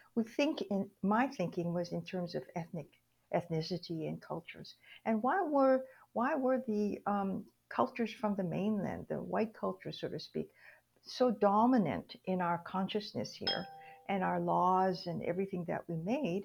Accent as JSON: {"language": "English", "region": "Hawaii", "country": "United States", "tie": "born or raised there", "moved": "yes", "said": "I was born and raised in Hawaii"}